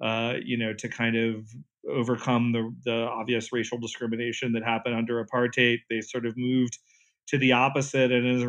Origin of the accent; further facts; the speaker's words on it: Southeast, United States; And, you know, I'm from the Southeast, that's where I grew up.